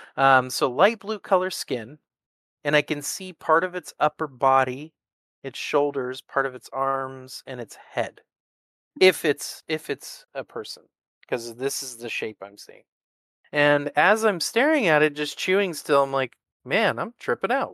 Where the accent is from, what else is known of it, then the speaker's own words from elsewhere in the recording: the Northwest, Pacific Northwest, United States; I'm from the Northwest